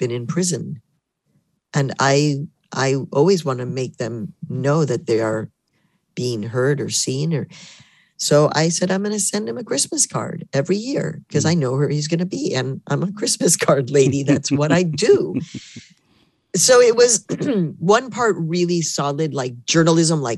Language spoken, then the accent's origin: English; Mexico; also born or lived in Chicago, United States / Harlem, New York, United States; now in New York, United States; I'm born in Mexico, so I am a Mexican immigrant and I did become an American citizen.